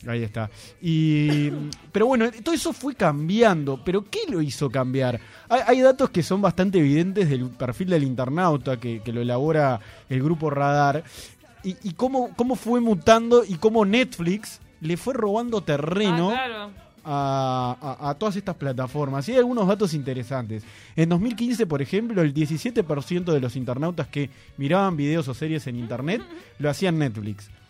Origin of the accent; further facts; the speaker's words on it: Uruguay; somos los uruguayos